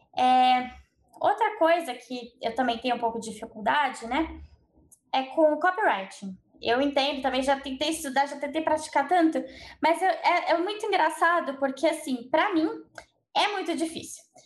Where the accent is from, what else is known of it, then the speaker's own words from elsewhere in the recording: São Paulo, Brazil; also born or lived in Australia; eu sou de São Paulo, né? Eu estava morando na Austrália até março e eu voltei para cá